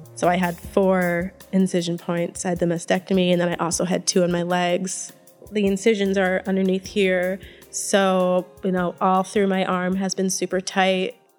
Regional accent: Northeast Kingdom of Vermont, United States; also born or lived in Winooski, Vermont; I grew up in the Northeast Kingdom of Vermont

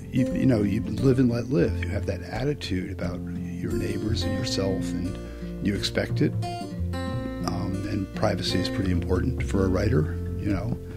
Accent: Vermont, United States; I'm from Vermont

